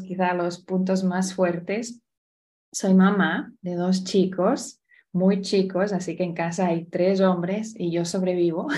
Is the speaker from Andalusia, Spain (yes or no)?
no; Barcelona, Catalonia, Spain; also born or lived in Florida / South Carolina; now in Indianapolis, United States; nací al otro lado del charco, vengo de Barcelona